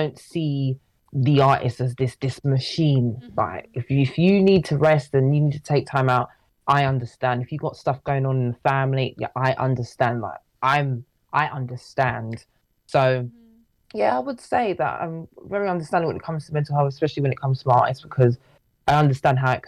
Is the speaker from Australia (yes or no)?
no; London, United Kingdom; We're both from London, Southeast London, to be exact